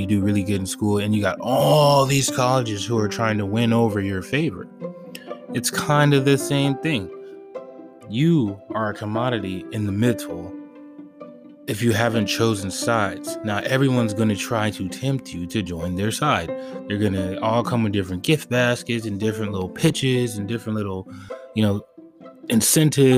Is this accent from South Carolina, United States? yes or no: no; Los Angeles, California, United States; growing up in Western civilization, especially in Los Angeles